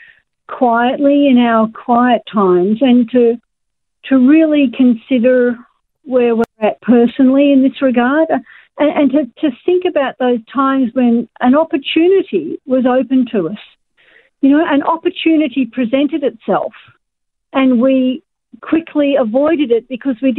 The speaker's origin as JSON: {"language": "English", "country": "Australia", "said": "us as Australian Christians"}